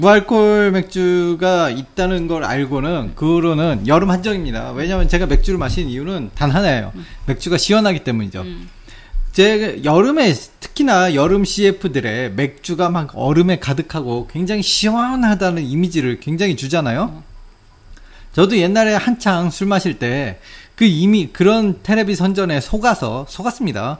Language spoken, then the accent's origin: Korean; South Korea; now in Japan; 제 고향의 그 음식